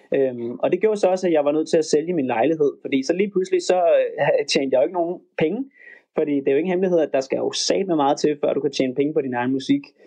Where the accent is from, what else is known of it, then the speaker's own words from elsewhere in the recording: Denmark; moved away as an adult; also born or lived in Los Angeles, United States; hjemme i Danmark